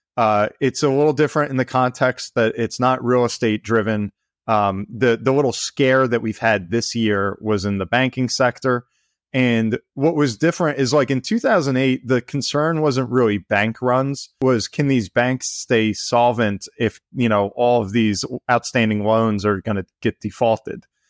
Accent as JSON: {"language": "English", "region": "New Jersey", "country": "United States", "tie": "born or raised there", "said": "I grew up in New Jersey, you know, here in the States, um, right along the shore, you know, been here all my life"}